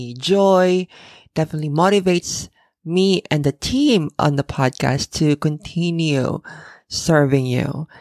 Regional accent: Philippines; now in Japan; I'm originally from the Philippines, and in the Philippines, we only have two seasons

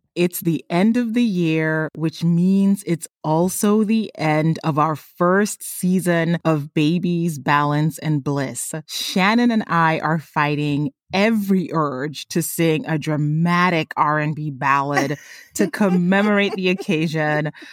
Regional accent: Tanzania; moved away; my home country, Tanzania

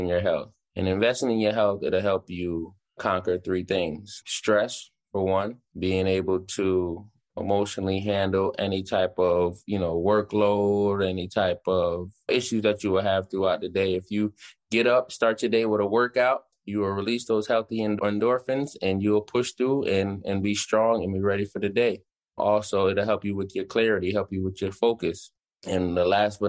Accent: Jamaica; I'm a Jamaican.

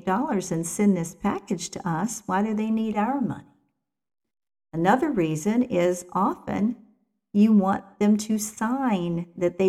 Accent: West Virginia, United States; I'm from West Virginia, so sometimes I have to watch my vocabulary and my grammar

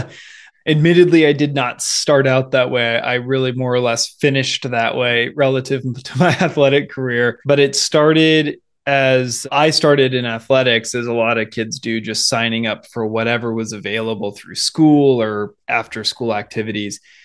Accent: Seattle, Washington, United States; now in Bay Area, California, United States; growing up in the Seattle area

